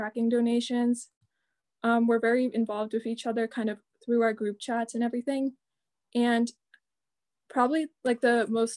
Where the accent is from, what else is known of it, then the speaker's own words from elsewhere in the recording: Marlborough, Massachusetts, United States; I'm 17. I'm from Marlboro